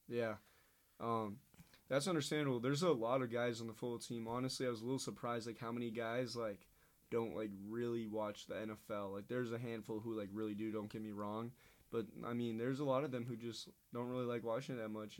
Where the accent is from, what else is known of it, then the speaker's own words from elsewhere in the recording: Eagan, Minnesota, United States; moved away as an adult; also born or lived in Saint Paul, Minnesota; I lived in Eagan, Minnesota my whole life, like, you know, after I was born. I was born in Saint Paul, but then I moved to Eagan, just stayed